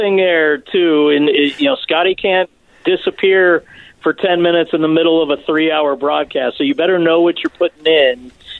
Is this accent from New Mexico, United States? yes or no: yes; Albuquerque, New Mexico, United States; moved away as an adult; also born or lived in Colorado; now in Utah, United States; So I grew up in Albuquerque, but I never actually went to school there.